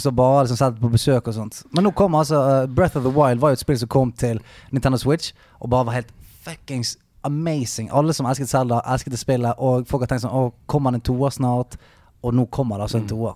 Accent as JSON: {"language": "Norwegian", "town": "Bergen", "region": "Vestland", "country": "Norway", "said": "Jeg er fra fuckings Salhus utenfor Åsane."}